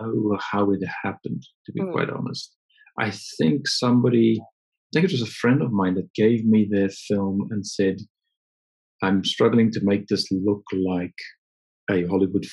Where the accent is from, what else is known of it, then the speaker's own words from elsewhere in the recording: near Johannesburg, Gauteng, South Africa; moved away as an adult; now in United Kingdom; I was born in South Africa near Johannesburg and grew up with an interest in photography from a very young age